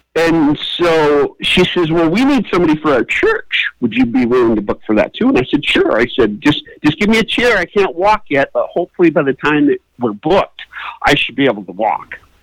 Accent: Iowa, United States; moved away; growing up in Iowa

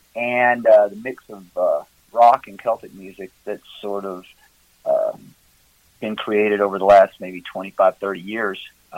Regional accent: Tennessee, United States; now in Gatlinburg, United States; Originally, I'm from West Tennessee, down by Memphis.

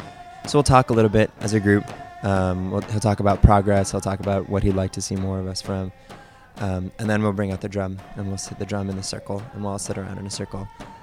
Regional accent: Boston, Massachusetts, United States; I'm a sophomore. I come from Boston, Massachusetts. My mom is from Australia. My dad's from New York.

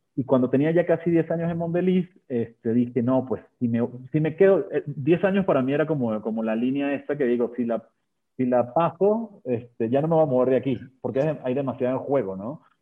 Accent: Venezuela; moved away as an adult; now in Mexico; Yo me gradué de ingeniería industrial en, Venezuela, de ahí, de ahí, nací, yo soy venezolano de nacimiento y mexicano de corazón

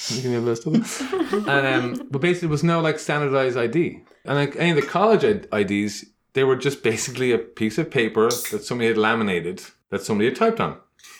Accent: Dublin, Leinster, Ireland; now in Los Angeles, United States; So I was born and raised in Dublin.

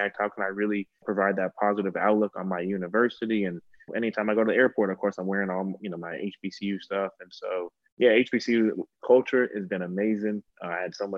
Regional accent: Los Angeles, California, United States; moved away as an adult; I grew up in Los Angeles my entire life

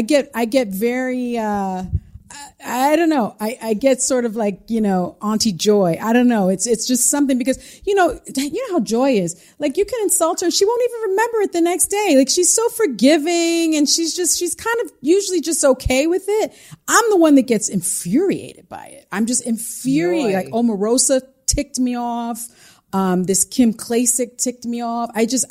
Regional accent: The Bronx, New York, United States; See, I'm from the Bronx.

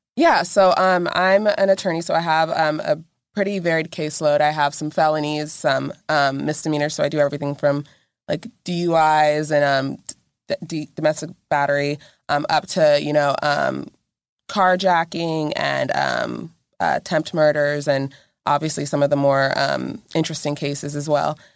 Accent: Texas, United States; moved away; I actually grew up, like, forty-five minutes away from this area

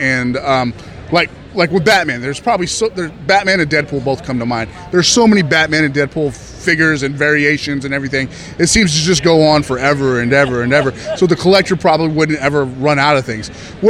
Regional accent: Seattle, Washington, United States; I'm also from the Seattle area, so I'm very familiar with the brand itself.

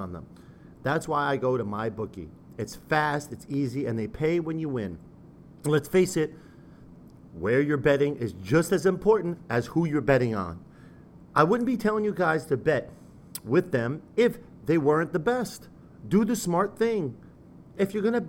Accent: United States; I'm an American

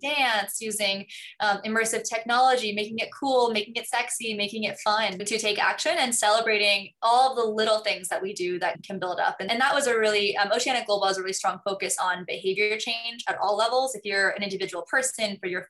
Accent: Hong Kong; moved away; also born or lived in New York; I grew up in Hong Kong

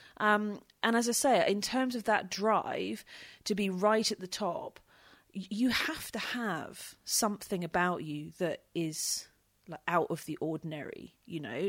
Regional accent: United Kingdom; being British

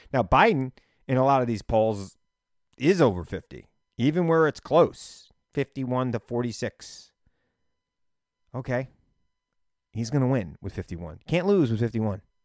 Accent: New York, United States; I grew up in New York

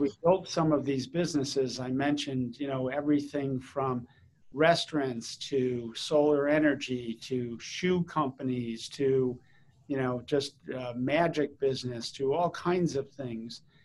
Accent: East Coast of the United States, United States; also born or lived in St. Louis / Chicago / New Jersey / Washington D.C.; initially, the family was from the Midwest, from St. Louis and Chicago, and then when I was in fourth grade, we moved to the East Coast.

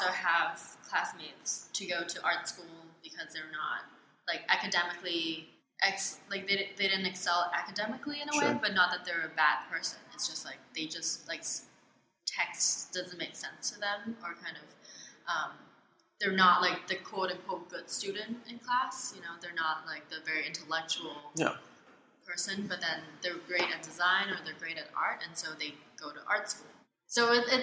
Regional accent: Hong Kong; moved away as an adult; also born or lived in Canada; now in New York, United States; I was born in Canada. Okay. But I was raised in Hong Kong.

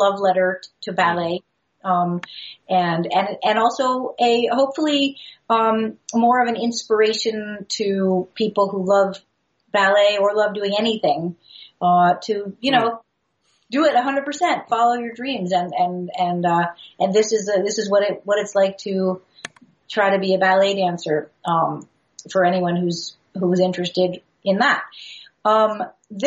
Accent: New York, United States; a girl growing up in New York at the time doing ballet

